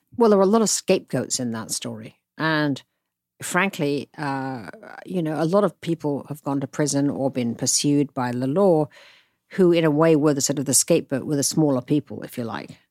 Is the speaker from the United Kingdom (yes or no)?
yes; United Kingdom; moved away as an adult; now in United States; a Brit who knew nothing about America